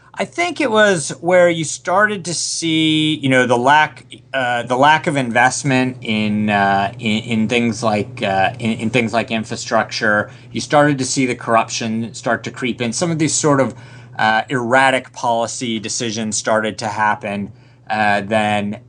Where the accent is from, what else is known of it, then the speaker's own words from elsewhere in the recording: Rochester, New York, United States; moved away as an adult; also born or lived in Boston; I was a suburban middle class kid from uh, Rochester, New York